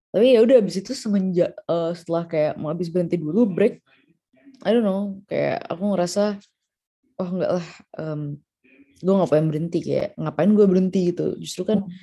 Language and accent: Indonesian; Jakarta, Indonesia; aku ya sebagai orang Jakarta